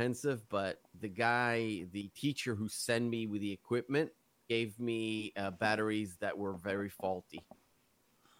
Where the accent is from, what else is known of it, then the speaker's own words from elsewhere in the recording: Israel; I'm from Israel. Born and raised.